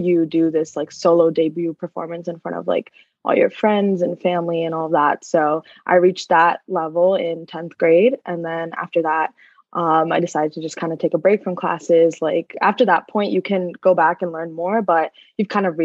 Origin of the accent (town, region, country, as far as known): South Brunswick, New Jersey, United States; born or raised there